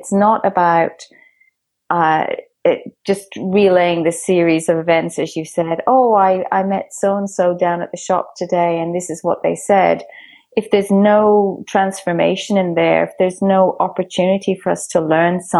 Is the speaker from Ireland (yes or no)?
yes; Dublin, Leinster, Ireland; I grew up in Dublin, which I proudly say is the storytelling capital of the world.